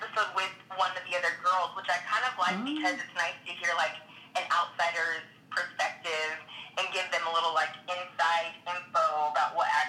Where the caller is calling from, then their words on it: Los Angeles, California, United States; Yes. I'm driving from Beverly Hills to West Hollywood.